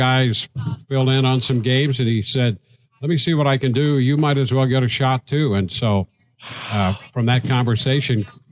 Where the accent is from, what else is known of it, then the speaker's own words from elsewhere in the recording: St. Louis, Missouri, United States; moved away; When I was a kid growing up in St. Louis in that area